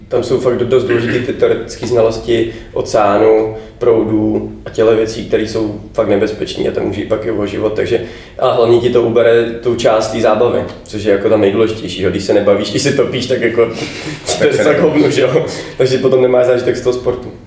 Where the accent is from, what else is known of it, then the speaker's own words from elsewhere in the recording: Bohemia, Czechia; jsem z Čech